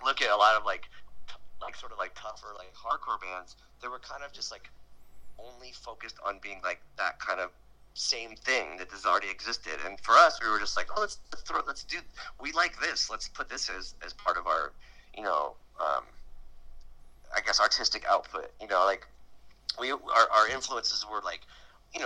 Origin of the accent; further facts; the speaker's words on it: San Diego, California, United States; we grew up in San Diego